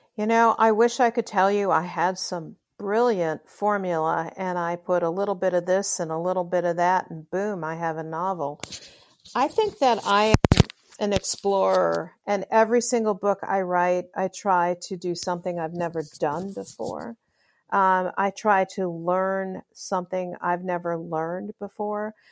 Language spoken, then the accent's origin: English; Chicago, Illinois, United States; I grew up in Chicago, and so, um, I, and I love Chicago